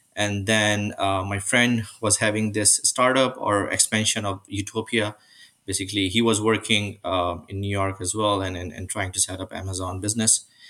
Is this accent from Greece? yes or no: no; Karachi, Sindh, Pakistan; moved away as an adult; now in Mississauga, Canada; I was born and raised in Pakistan